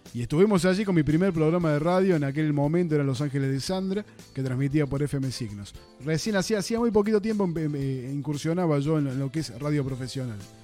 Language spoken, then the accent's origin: Spanish; Argentina; soy un, un argentino más